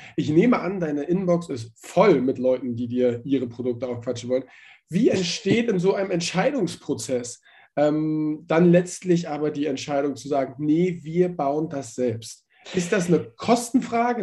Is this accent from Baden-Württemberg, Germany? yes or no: no; Hamburg, Germany; ich bin in Hamburg aufgewachsen